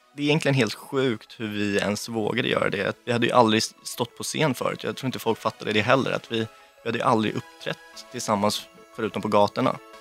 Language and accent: Swedish; Lidingö, Stockholm County, Sweden; Jag växte upp eh, på Lidingö med min mamma, pappa och mina två brorsor och min hund